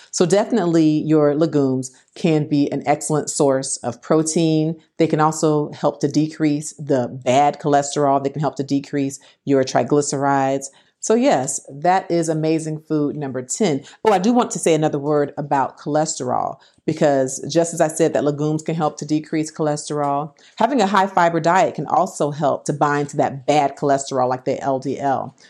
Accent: Florida, United States; I'm from Florida

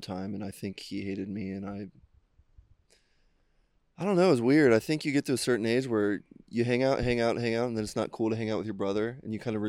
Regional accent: Cincinnati, Ohio, United States; I grew up in Cincinnati.

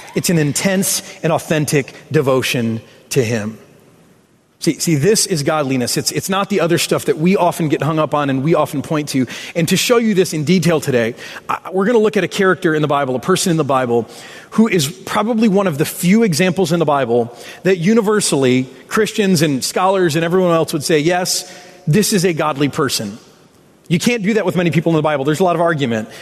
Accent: Michigan, United States; I'm from Michigan. We claim road rage as a birthright.

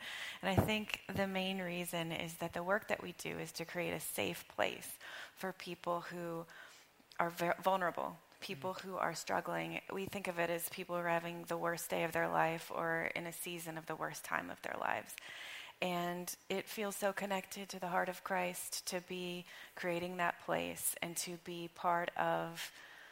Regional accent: Arkansas, United States; moved away as an adult; now in Chester, United States; I grew up in Arkansas. So I came here 16 years ago

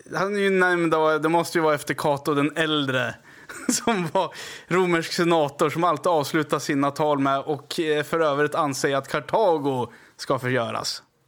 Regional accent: Västerås, Västmanland, Sweden; Jag är från Västerås, det är ju västra Aros då.

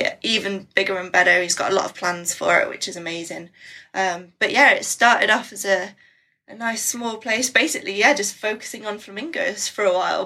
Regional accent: Midlands, United Kingdom; moved away as an adult; now in North Yorkshire, United Kingdom; I'm from the Midlands, so right in the middle of England, and my parents still live there

